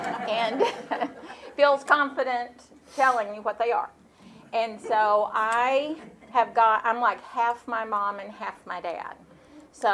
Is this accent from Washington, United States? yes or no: no; Nashville, Tennessee, United States; I grew up here in Nashville.